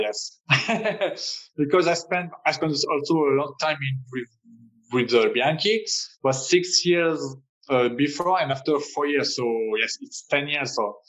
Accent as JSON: {"language": "English", "country": "France", "accent": "French", "second_language": "English", "said": "My English is not very perfect. It's a French English, you know."}